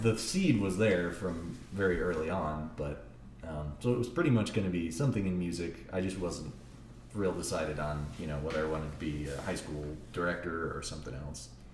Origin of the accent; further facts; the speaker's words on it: Littleton, Colorado, United States; also born or lived in Ann Arbor, Michigan / New Mexico; I come from pretty much Colorado. I moved here when I was six